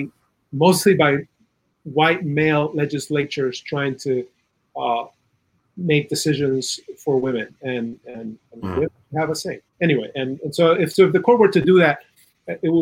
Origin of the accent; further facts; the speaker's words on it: Chile; moved away; In Chile, I'm originally from South America